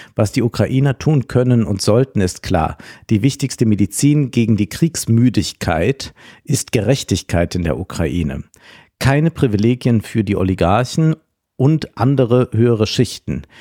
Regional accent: Rhineland-Palatinate, Germany; das Land Rheinland-Pfalz, mein Heimatland

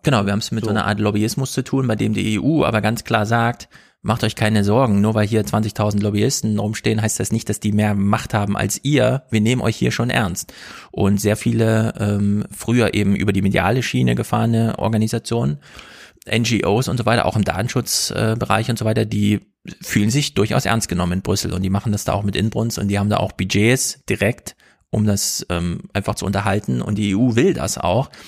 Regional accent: Germany; als Deutsche

